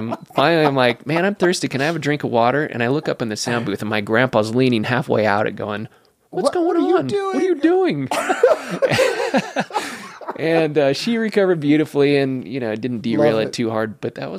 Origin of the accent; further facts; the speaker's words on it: West Coast, United States; So growing up on the West Coast, there was no yes, sir, and yes, ma'am.